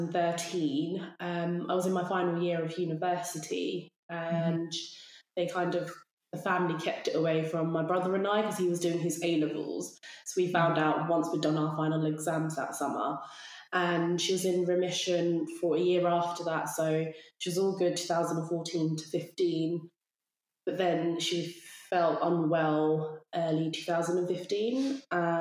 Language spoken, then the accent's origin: English; Bedfordshire, East of England, United Kingdom; moved away as an adult; also born or lived in London; now in Cambridgeshire, United Kingdom; I'm originally from Bedfordshire, but I've been in London for the past 6-7 years, and now I've moved over to Cambridgeshire